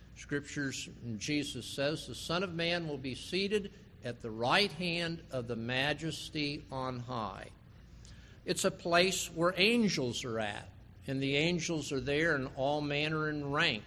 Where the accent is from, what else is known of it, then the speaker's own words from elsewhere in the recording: West Palm Beach, Florida, United States; as a child growing up in West Palm Beach